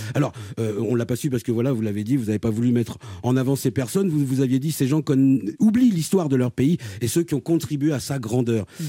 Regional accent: Martinique; Je suis martiniquais

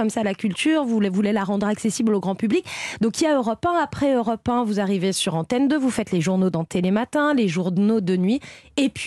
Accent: Clermont-Ferrand, Auvergne-Rhône-Alpes, France; Alors, je suis de Clermont-Ferrand

